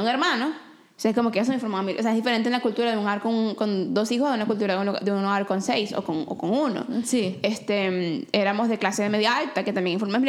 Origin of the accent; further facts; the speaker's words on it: Venezuela; now in Vancouver, Canada; soy de Venezuela, amo las arepas